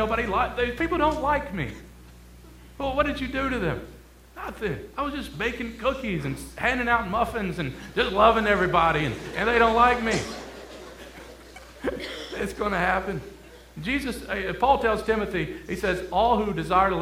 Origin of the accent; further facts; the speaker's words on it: Detroit, Michigan, United States; moved away as an adult; also born or lived in Kentucky; I'm originally from Detroit, Michigan